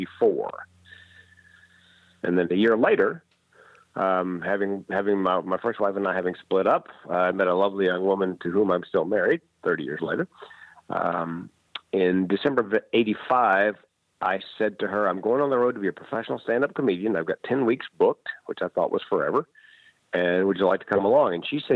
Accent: Raleigh, North Carolina, United States; the classic rock station in Raleigh, North Carolina, my hometown

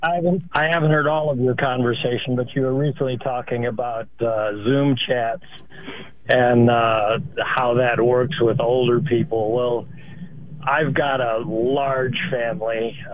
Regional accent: Ohio, United States; I grew up in Ohio

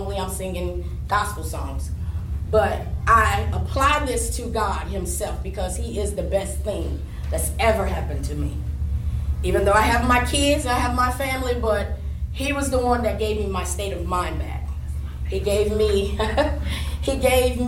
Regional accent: Maysville, North Carolina, United States; also born or lived in Onslow County, North Carolina; I'm originally from Maysville, North Carolina. I've been living in Onslow County for 5 years.

